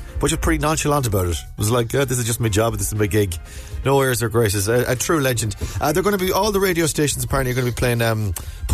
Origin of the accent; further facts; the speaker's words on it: Ballina, Connacht, Ireland; moved away; I grew up in Mayo, in Ballina is the name of it.